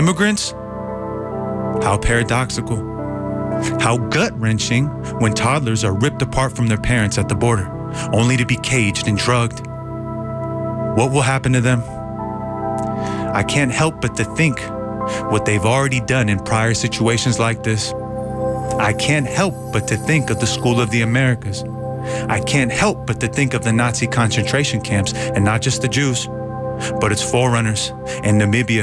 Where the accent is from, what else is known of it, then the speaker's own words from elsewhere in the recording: Bay Area, California, United States; also born or lived in Iran; As an immigrant, growing up in the Bay Area